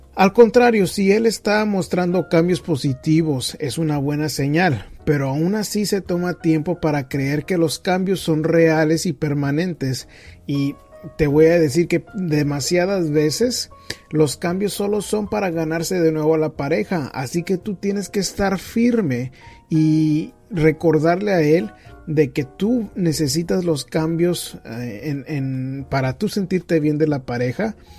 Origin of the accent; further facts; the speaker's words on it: northern Mexico, Mexico; yo también soy norteño del área de México